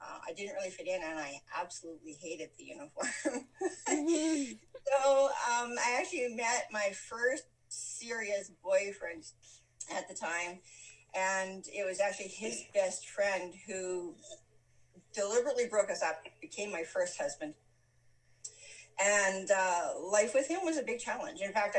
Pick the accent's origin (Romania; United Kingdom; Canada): Canada; Western Canada; also born or lived in Calgary, Canada / Leaf Rapids, Canada; I was born in Calgary, Alberta. I grew up across Western Canada.